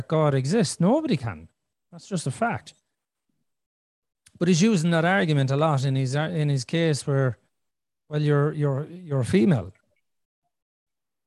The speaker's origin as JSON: {"language": "English", "country": "Ireland", "tie": "born or raised there", "said": "I'm Irish because I was born in Ireland"}